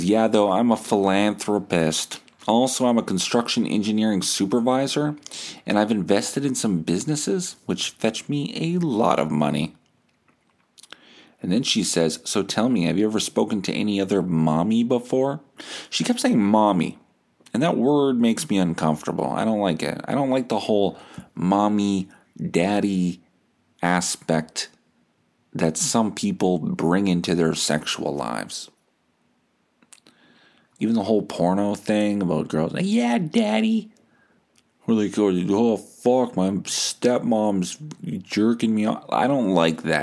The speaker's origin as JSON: {"language": "English", "town": "Winnipeg", "region": "Manitoba", "country": "Canada", "said": "I'm 36, from Winnipeg"}